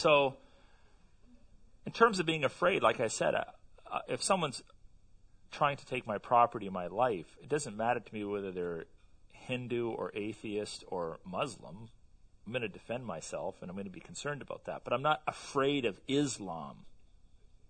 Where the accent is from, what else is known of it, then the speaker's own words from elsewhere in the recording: Canada; I'm a Canadian